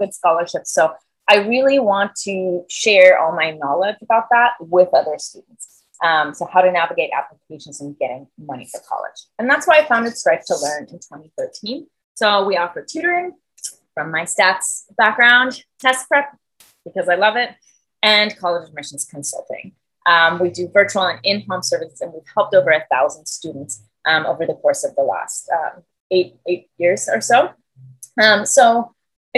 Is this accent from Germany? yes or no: yes; Germany; English is a second language; moved away as an adult; So I'm from Germany, born and raised, and I moved here when I was 20 years old and went to college here.